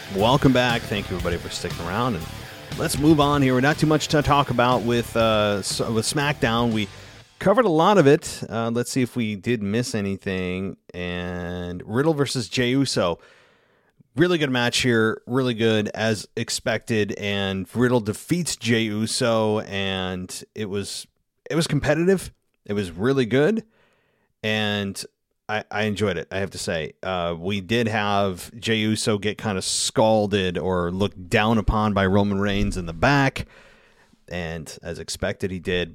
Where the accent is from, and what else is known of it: Albany, New York, United States; born or raised there